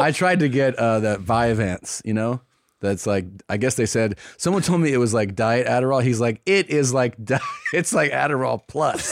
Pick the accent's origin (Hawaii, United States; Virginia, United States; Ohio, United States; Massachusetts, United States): Ohio, United States; Cincinnati; moved away; my hometown of Cincinnati